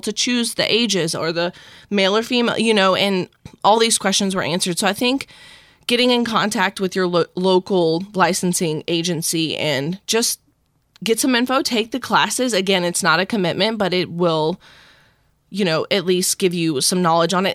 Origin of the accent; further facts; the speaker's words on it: South Mississippi, United States; now in Tampa, United States; I was born and raised in South Mississippi